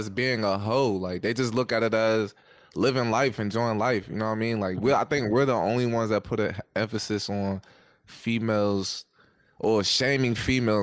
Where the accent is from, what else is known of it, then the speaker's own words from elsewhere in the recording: United States; as men growing up in America